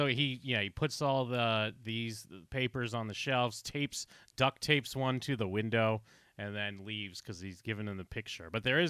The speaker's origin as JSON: {"language": "English", "country": "United States", "said": "as an American"}